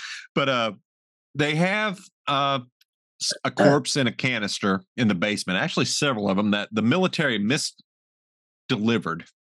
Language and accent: English; Southern Illinois, United States; my hometown theater in Southern Illinois